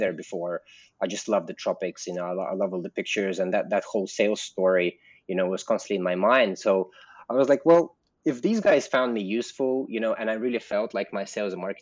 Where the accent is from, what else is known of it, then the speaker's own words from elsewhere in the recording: London, United Kingdom; moved away as an adult; also born or lived in Russia; now in Bali, Indonesia; I am Russian. But I grew up in London